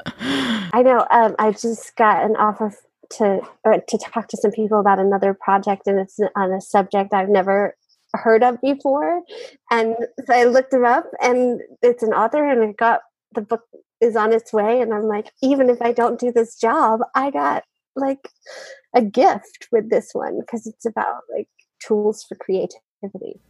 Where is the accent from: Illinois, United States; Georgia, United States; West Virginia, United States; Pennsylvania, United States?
West Virginia, United States; My hometown newspaper in West Virginia